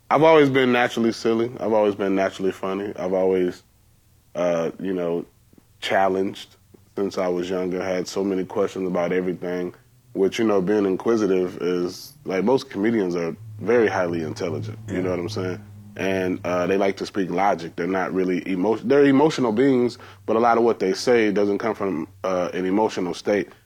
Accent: Georgia, United States; I'm from Georgia, so we have cotton fields.

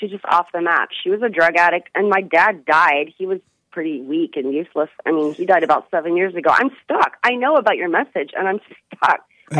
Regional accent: Chicago, Illinois, United States; moved away as an adult; now in San Francisco, United States; And I'm originally from Chicago

